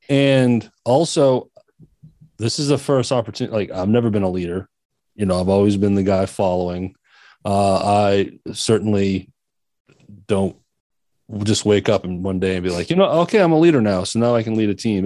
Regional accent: Maine, United States; moved away; my home state, which is Maine

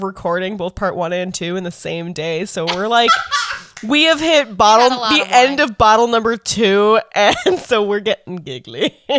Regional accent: Cape Cod, Massachusetts, United States; I grew up on Cape Cod and my mom did too

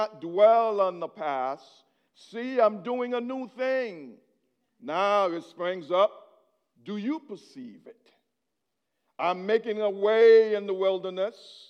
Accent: Haiti; English is a second language; now in United States; I was born in Haiti. So whatever accent you're hearing, it's me trying to speak English

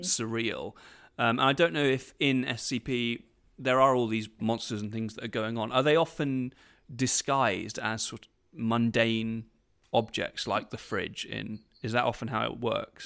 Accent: United Kingdom; I'm British.

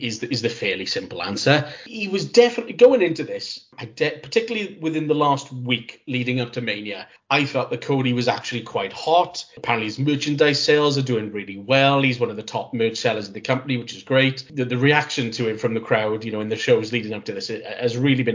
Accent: Cardiff, Wales, United Kingdom; my hometown of Cardiff

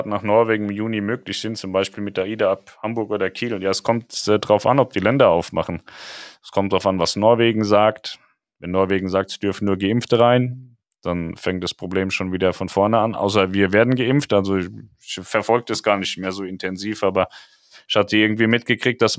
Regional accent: Poland; Ich komme aus Polen, wir wurden alle mit russischen Impfstoffen geimpft und wir leben immer noch, bin 53.

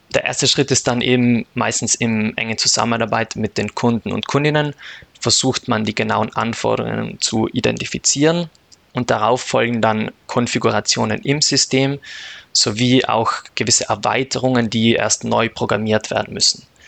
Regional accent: South Tyrol, Trentino-Alto Adige, Italy; moved away as an adult; also born or lived in Austria; now in Munich, Germany; Ich komme aus Südtirol.

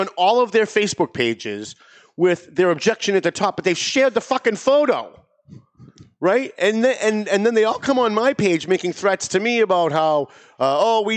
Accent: Lawrence, Massachusetts, United States; I grew up in Lawrence

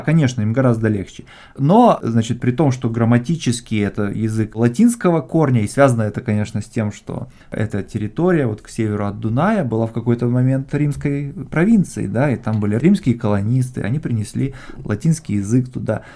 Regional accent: Moldova; я родился в Молдавии, в Молдове

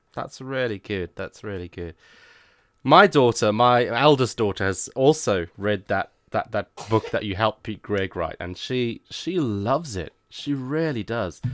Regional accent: Zimbabwe; moved away; I'm originally from Zimbabwe myself

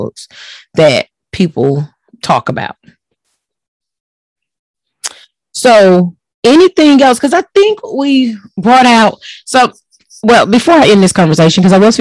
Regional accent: Texas, United States; I'm from Texas

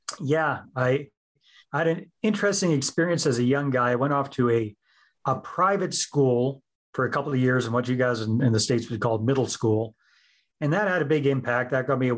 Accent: Northern British Columbia, Canada; also born or lived in San Jose, Costa Rica; now in Southern British Columbia, Canada; I'm originally from Northern British Columbia and these days live in Southern British Columbia

